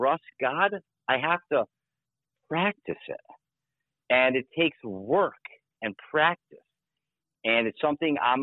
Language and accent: English; United States; especially as Americans, especially as American men